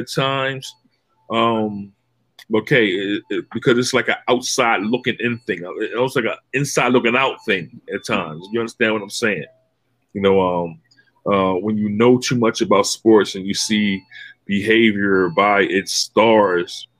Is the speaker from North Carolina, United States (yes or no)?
no; Philadelphia, Pennsylvania, United States; I'm from Philly